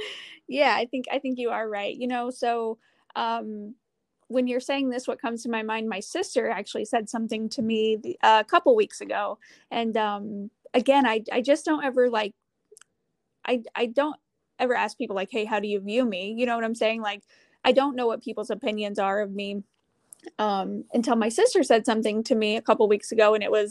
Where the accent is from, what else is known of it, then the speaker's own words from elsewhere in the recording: Midwest, United States; but I'm from the Midwest, so a little bit of snow isn't going to scare me.